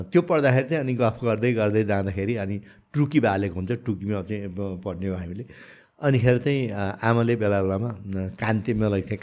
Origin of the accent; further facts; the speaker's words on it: Nepal; म सबभन्दा पहिला नेपाली हुँ म नेपाली हुँ त्यसपछि मात्रै मेरो धर्म मेरो जात जाति भेगी भाषी मेरो चाहिँ पोलिटिक्स आउँछ